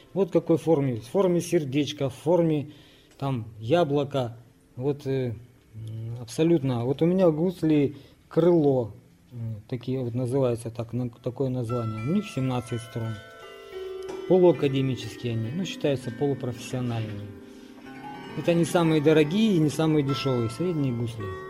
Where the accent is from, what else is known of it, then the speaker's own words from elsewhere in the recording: Razdolnoye, Primorsky Krai, Russia; Родился я в Приморском крае в поселке Раздольном